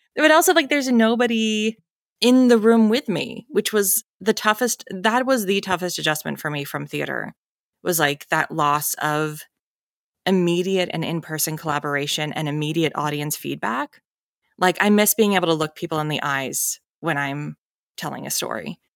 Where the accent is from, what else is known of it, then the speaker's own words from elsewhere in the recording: New Hampshire, United States; moved away as an adult; also born or lived in Evanston, Illinois; I grew up in New Hampshire, so I lived out in New England all my life